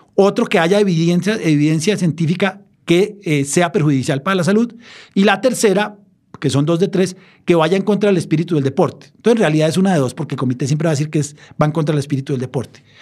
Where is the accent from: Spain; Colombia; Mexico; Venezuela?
Colombia; siendo colombiano